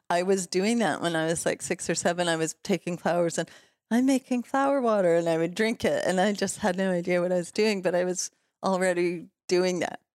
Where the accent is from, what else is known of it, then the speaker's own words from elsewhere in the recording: Los Angeles, California, United States; also born or lived in Toronto, Canada / Mexico; we moved to L A when I was five, and I grew up in West Hollywood and, um, Silver Lake